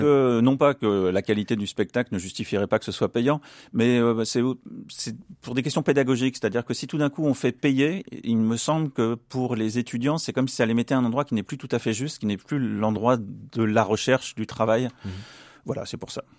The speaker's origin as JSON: {"language": "French", "country": "France", "said": "ici chez nous en France"}